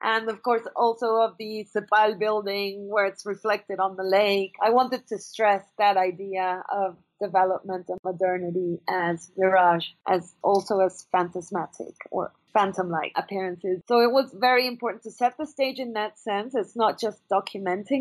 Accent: Venezuela; I'm from Venezuela, and I grew up with this

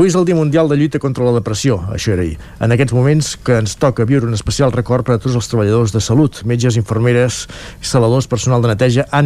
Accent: Catalonia, Spain; also born or lived in Mexico; jo no sóc una catalana autèntica, segons vostès. Ara, quan, vivi, quan vivia a Mèxic, a casa, català llegir eh, al casal, català llegir la meva llengua i preparar plats típics, mentre xerrava de lo bonica que és Catalunya.

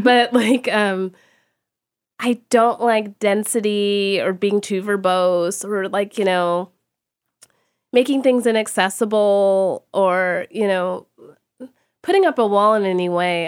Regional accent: Texas, United States; I grew up in Texas

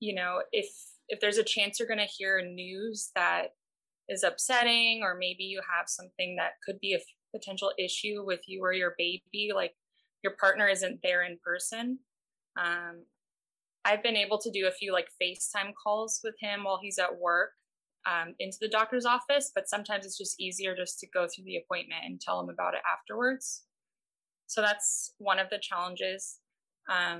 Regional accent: Pasadena, California, United States; I'm from Pasadena. I've lived here most of my life

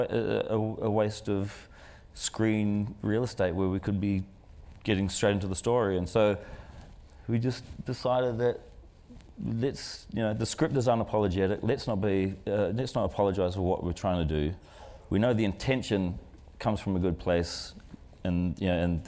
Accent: New Zealand; we come from New Zealand

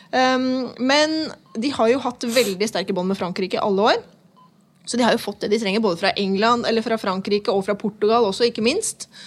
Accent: Nesodden, Akershus, Norway; Jeg vil også presisere at jeg er også fra Nesodden.

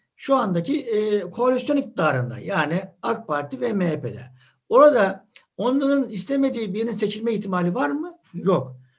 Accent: Adapazarı, Sakarya, Turkey; Yani bizim e, Adapazarı'nda evimizi kime sorsanız şurada şu sokakta derler.

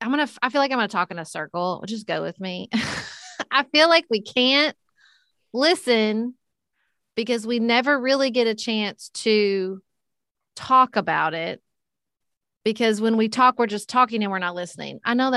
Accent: Paducah, Kentucky, United States; I ran for city commission in my hometown of Paducah, Kentucky.

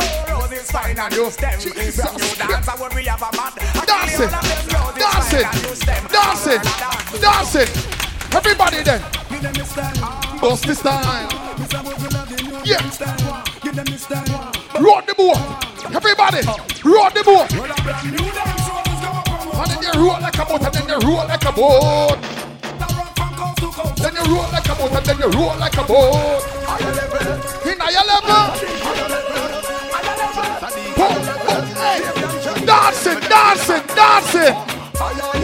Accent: Kingston, Jamaica; I am from Kingston, Jamaica

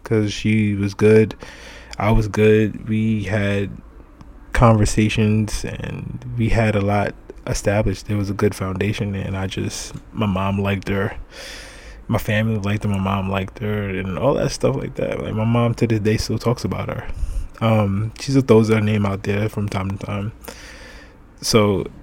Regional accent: New York City, New York, United States; I'm from Brooklyn

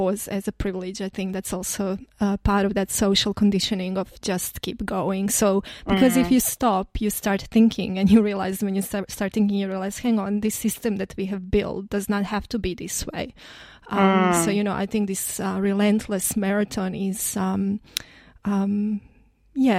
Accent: Croatia; moved away; I come from Croatia where we have more moderate climate in a sense that we have winters

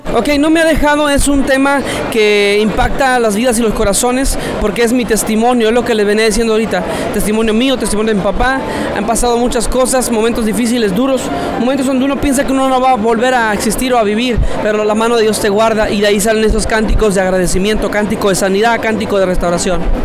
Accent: Mexico City, Mexico; Yo vengo de la Ciudad de México

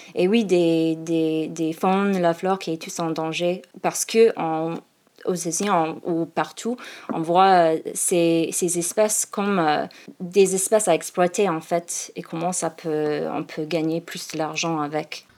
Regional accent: Seattle, Washington, United States; French is a second language; moved away as an adult; also born or lived in Phoenix, Arizona, United States; now in Paris, France; je viens de, de Seattle et en fait je suis née à, Phoenix

